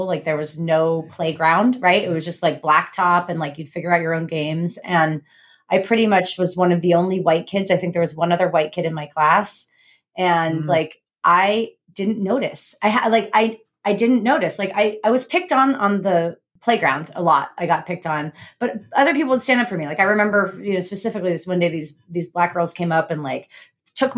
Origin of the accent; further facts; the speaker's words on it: rural Northern California, United States; I grew up in rural Northern California, basically like totally white and not rich white.